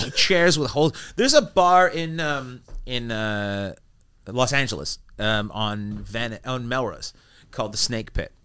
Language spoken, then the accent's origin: English; Vancouver, British Columbia, Canada; I'm from Vancouver